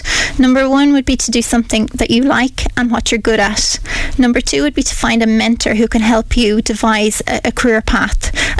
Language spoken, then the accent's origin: English; Piltown, Leinster, Ireland; also born or lived in Waterford / United Kingdom; now in Kilkenny, Ireland; we were raised in Piltown, County Kilkenny. I have two older brothers.